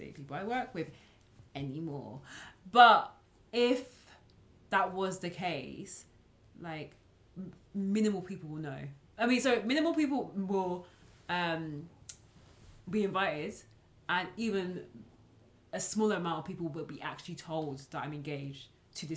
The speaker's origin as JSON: {"language": "English", "country": "Nigeria", "said": "As a Nigerian and just African"}